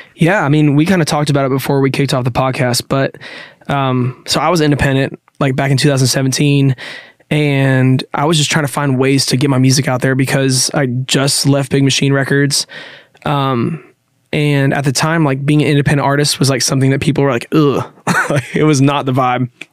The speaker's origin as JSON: {"language": "English", "town": "Nashville", "region": "Tennessee", "country": "United States", "tie": "born or raised there", "said": "I grew up in Nashville"}